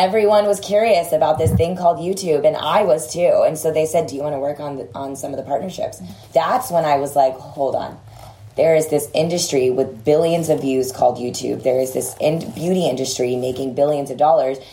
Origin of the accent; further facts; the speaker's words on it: Texas, United States; I grew up in Texas